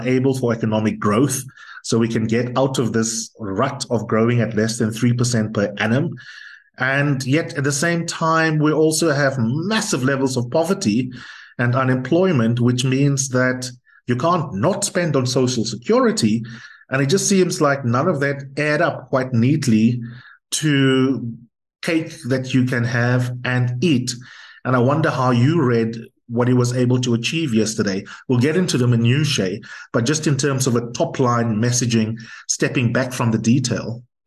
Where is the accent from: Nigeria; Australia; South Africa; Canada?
South Africa; as a South African